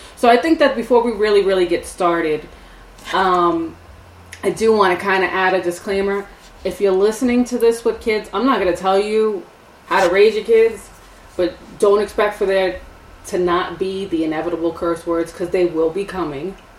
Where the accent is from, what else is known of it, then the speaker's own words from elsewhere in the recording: New York City, New York, United States; moved away as an adult; now in upstate New York, United States; We're from New York. We're from the city. I'm from Staten Island.